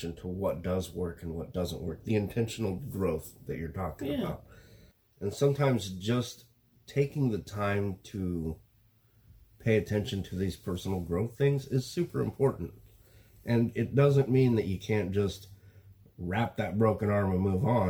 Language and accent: English; Wyoming, United States; I come from Wyoming